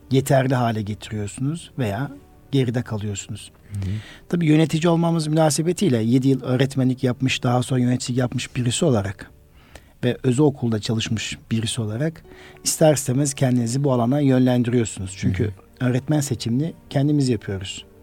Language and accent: Turkish; Karaman, Karaman Province, Turkey; moved away as an adult; also born or lived in Konya / Ankara / Kayseri; 1969 Karaman doğumluyum. Karaman İmam Lisesi mezunuyum.